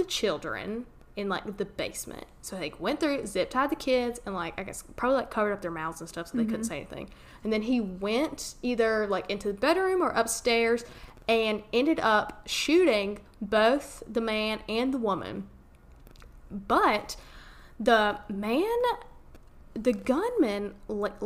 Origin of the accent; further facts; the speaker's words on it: United States; accent: Southern; that was a sad hometown